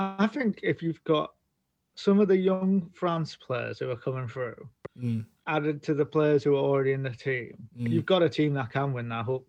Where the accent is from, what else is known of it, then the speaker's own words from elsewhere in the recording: England, United Kingdom; I'm going for England because I'm an Englishman.